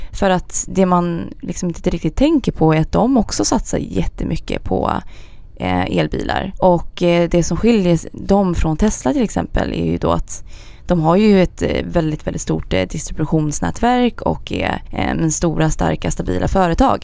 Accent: Sigtuna, Stockholm County, Sweden; also born or lived in Gothenburg; jag kommer från Sigtuna

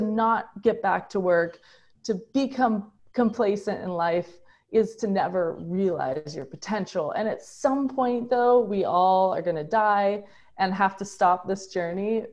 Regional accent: United States; as a American

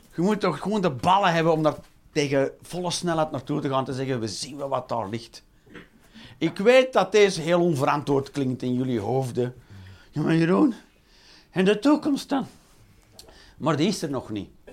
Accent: Belgium

